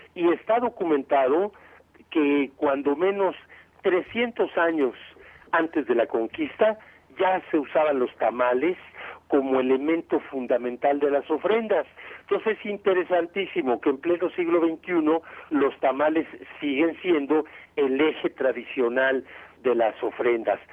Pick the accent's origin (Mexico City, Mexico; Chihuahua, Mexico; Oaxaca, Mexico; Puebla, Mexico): Mexico City, Mexico; moved away as an adult; now in Morelos, Mexico; aunque somos de la Ciudad de México, pues ya tenemos 16 años aquí, así que ya somos por ley morelenses